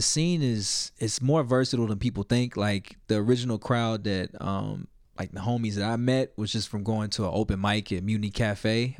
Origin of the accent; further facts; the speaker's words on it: Little Rock, Arkansas, United States; moved away as an adult; now in Denver, United States; I'm from Little Rock, Arkansas originally